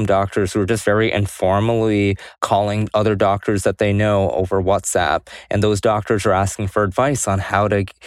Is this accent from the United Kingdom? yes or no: no; India; now in United States; I'm an Indian immigrant.